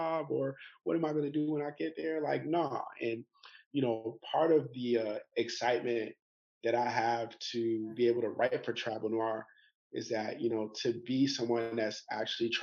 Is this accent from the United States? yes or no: yes; New York City, New York, United States; moved away as an adult; also born or lived in Atlanta; now in Bangkok, Thailand; I'm from New York City